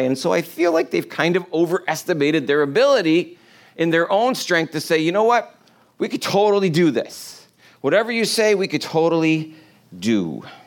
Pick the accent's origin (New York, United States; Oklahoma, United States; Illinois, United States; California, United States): New York, United States; I'm from New York